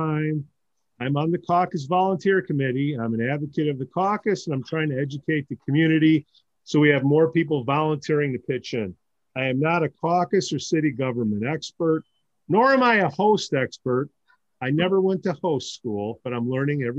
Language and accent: English; New York City, New York, United States; now in Chicago, United States; I'm from Queens.